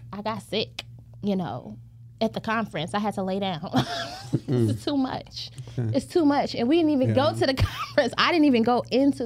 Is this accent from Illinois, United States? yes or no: yes; Chicago, Illinois, United States; moved away; We're born and raised in Chicago